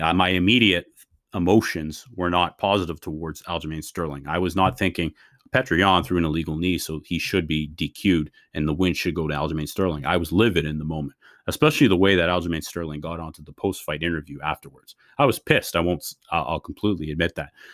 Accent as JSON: {"language": "English", "country": "Canada", "said": "As a Canadian guy"}